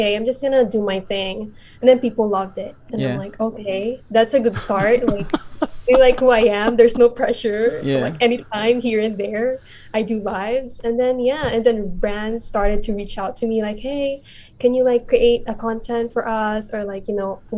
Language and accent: English; Philippines; moved away as an adult; now in United States; I'm Filipino